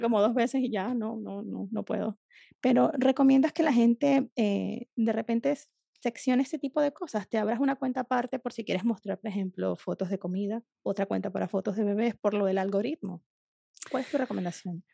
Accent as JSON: {"language": "Spanish", "country": "Venezuela", "said": "las caraotas, como le decimos en, Venezuela"}